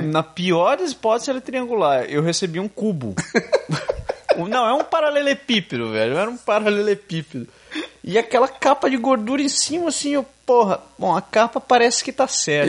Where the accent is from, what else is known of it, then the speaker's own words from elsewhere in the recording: Brazil; moved away; eu não sou exatamente conhecido como brasileiro lá